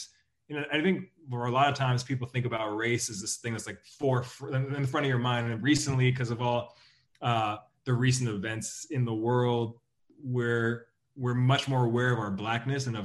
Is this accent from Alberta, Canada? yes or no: no; about 3 hours east of Vancouver, British Columbia, Canada; also born or lived in China; I was born in Vancouver, grew up about 3 hours east of Vancouver